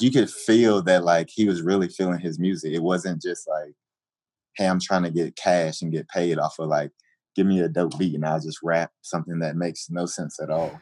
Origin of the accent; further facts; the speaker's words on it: Atlanta, Georgia, United States; moved away as an adult; now in Chicago, United States; I came from Atlanta and came to Chicago